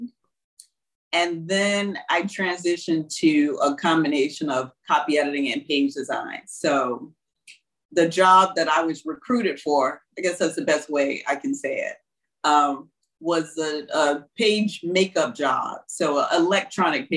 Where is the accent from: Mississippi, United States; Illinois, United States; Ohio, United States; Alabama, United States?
Mississippi, United States; Houston; moved away as an adult; also born or lived in Tupelo, Mississippi / New York City; now in Bangkok, Thailand; from Houston, Mississippi, from my hometown, my tiny hometown